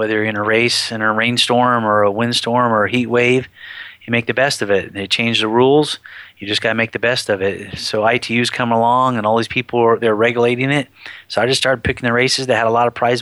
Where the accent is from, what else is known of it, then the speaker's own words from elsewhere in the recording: Humboldt County, California, United States; I come from Humboldt County, which is a 65-degree weather town